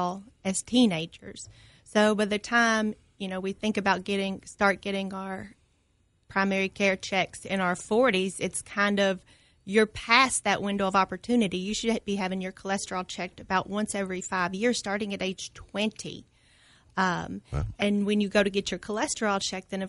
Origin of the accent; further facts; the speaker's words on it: Clarkson, Kentucky, United States; moved away as an adult; So I grew up here in Clarkson and then went to the University of Kentucky for my undergraduate degree